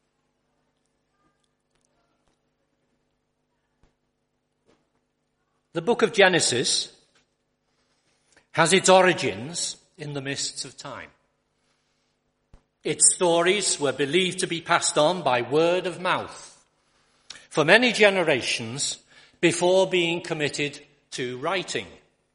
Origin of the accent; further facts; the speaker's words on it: Liverpool, North West England, United Kingdom; also born or lived in Accrington; I was born and brought up in Liverpool